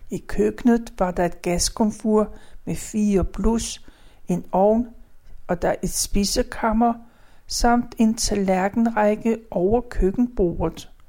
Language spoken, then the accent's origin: Danish; Gentofte, Capital Region of Denmark, Denmark; born there; Jeg blev født den 2. april. Det var palmesøndag, og året det var 1939. Jeg blev født på Gentofte Fødeklinik.